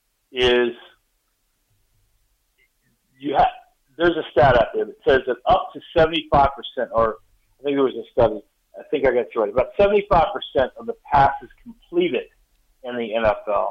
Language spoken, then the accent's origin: English; Virginia, United States; also born or lived in Dover, Delaware; Dover, where I was born in Dover, Delaware. And then probably from about third grade on, moved to Virginia. And then, you know, everything there in Virginia.